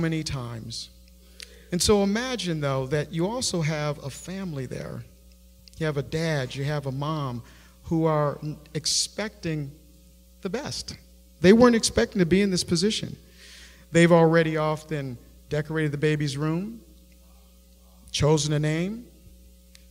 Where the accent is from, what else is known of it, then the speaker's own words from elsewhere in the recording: Buffalo, New York, United States; I grew up in Buffalo, New York